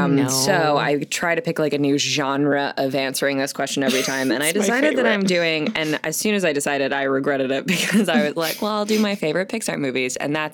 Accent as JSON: {"language": "English", "region": "Florida", "country": "United States", "tie": "born or raised there", "said": "I was raised in Florida?"}